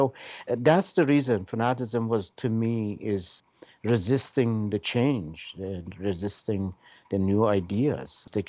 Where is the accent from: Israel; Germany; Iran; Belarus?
Iran; Tehran, Tehran Province; moved away as an adult; also born or lived in India / Canada; now in Vancouver Island, Canada; I was born in Tehran, though my parents were from Shiraz. And I basically grew up there till I left Tehran for India for pioneering. Actually, I grew up in a very beautiful orchard.